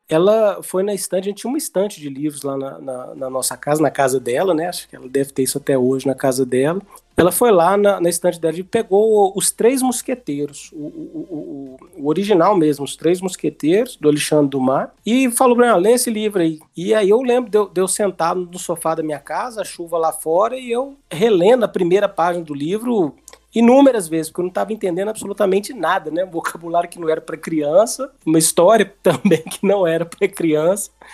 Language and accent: Portuguese; Belo Horizonte, Minas Gerais, Brazil; moved away; also born or lived in Rio de Janeiro; Eu sou mineiro de Belo Horizonte